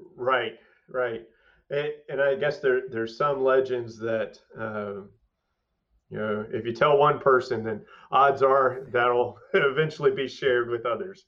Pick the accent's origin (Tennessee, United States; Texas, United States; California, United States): Texas, United States; Waco; growing up around Baylor and family around Baylor